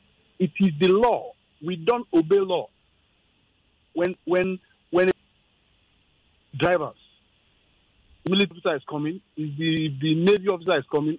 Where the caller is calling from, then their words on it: Ikeja, Lagos, Nigeria; I'm calling from Ikeja.